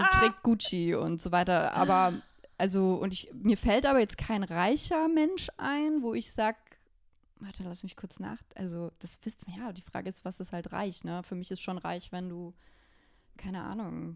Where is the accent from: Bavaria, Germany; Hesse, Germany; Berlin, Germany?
Bavaria, Germany; Ich komme aus Bayern